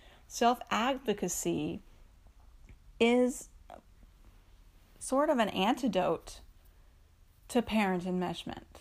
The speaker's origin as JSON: {"language": "English", "region": "East Coast", "country": "United States", "tie": "born or raised there", "said": "I grew up on the East Coast"}